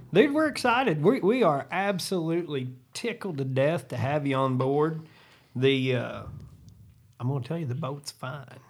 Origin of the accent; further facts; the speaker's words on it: Southern Illinois, United States; I'm from Southern Illinois, home of high school basketball